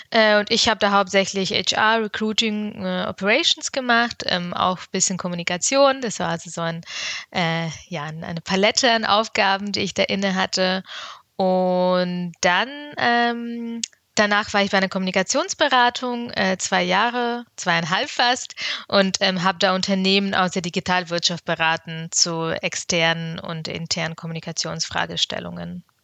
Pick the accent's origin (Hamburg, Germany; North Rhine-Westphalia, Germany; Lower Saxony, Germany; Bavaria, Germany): Bavaria, Germany; Ich bin in Bayern aufgewachsen, war auf einer Realschule, und ähm, ja, dementsprechend durfte ich eben noch nie Abitur machen.